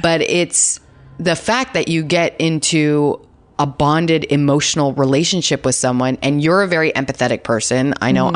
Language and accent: English; Canada; accent: Canadian; now in Los Angeles, United States